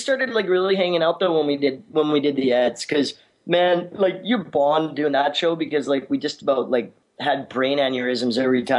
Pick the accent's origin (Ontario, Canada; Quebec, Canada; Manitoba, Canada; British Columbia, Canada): British Columbia, Canada; Vancouver; I was from Tawasin. Kitsilano